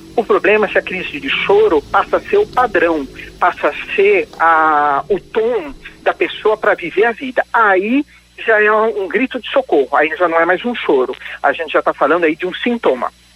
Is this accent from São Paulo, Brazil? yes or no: yes; Indaiatuba, São Paulo, Brazil; moved away as an adult; now in Londrina, Brazil; Agora já moro 17 anos em Londrina, e, mas eu sou original de Indaiatuba, no estado de São Paulo.